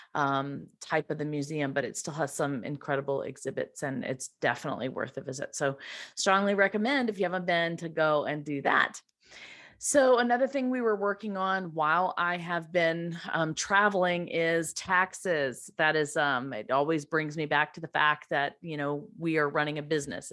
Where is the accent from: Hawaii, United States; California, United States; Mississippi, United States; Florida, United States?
Mississippi, United States; Laurel; Laurel, Mississippi, which is my hometown